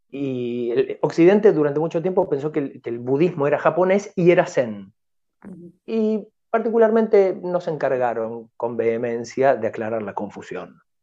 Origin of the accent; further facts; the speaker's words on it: Tigre, Buenos Aires Province, Argentina; Yo soy este, nativo de Tigre, de la ciudad de Tigre